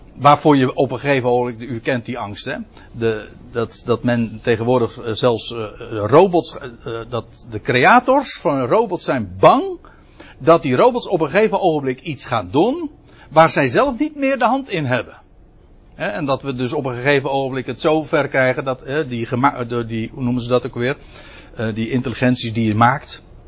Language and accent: Dutch; Netherlands; als Nederlander